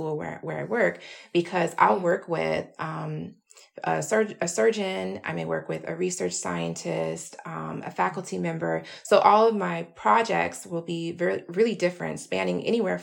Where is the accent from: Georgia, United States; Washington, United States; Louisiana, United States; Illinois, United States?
Georgia, United States; Atlanta; moved away as an adult; now in New York, United States; I'm from Atlanta, Georgia originally